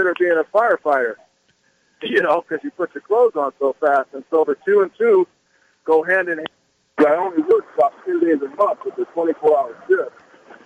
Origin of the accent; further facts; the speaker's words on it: Los Angeles, California, United States; we grew up in South Central L.A.